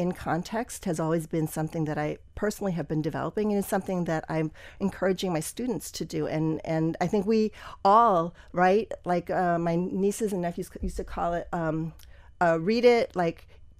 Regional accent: Wisconsin, United States; also born or lived in Pennsylvania; I was born in Pennsylvania. My dad was a physician who moved around a lot. So we moved to like 7 different places before we settled in Wisconsin.

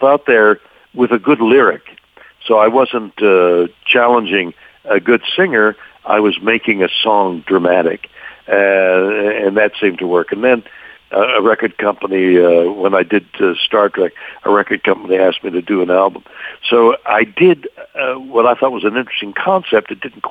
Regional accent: Montreal, Quebec, Canada; now in Los Angeles, United States; I'm a guy from Montreal, Canada. My musical education up there

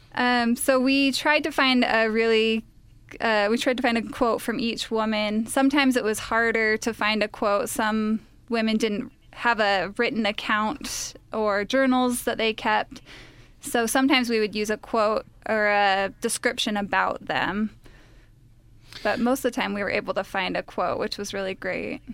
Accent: Utah, United States; I'm actually the only Utah of the three of us

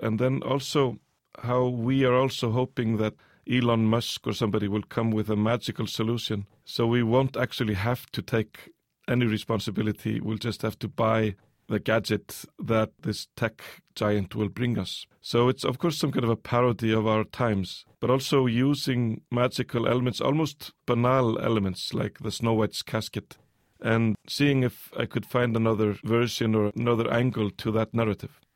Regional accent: Iceland; also born or lived in United States; I came to Iceland also with maybe a fresh set of eyes

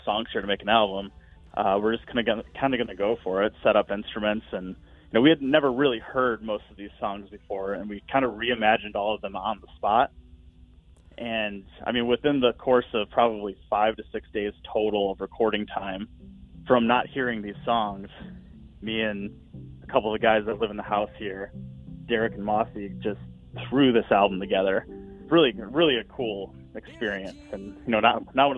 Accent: Rockford, Illinois, United States; we're both from Rockford

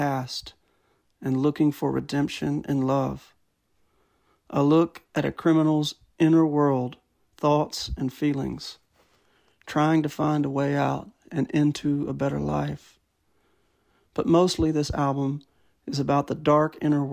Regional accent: Shreveport, Louisiana, United States; I was born in Shreveport, Louisiana, in the spring of 1990

